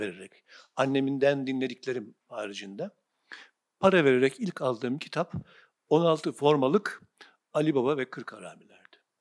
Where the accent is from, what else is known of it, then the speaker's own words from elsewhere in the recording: Sivas Province, Turkey; kasabadan ilkokul ikinci sınıftan sonra taşındık biz Sivas'ta büyüdüm. İlk e, okul, ortaokul, lise Sivas'ta